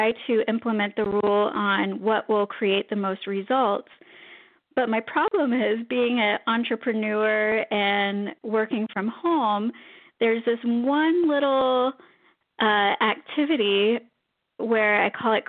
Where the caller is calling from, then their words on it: Orlando, Florida, United States; I'm calling from Orlando, Florida.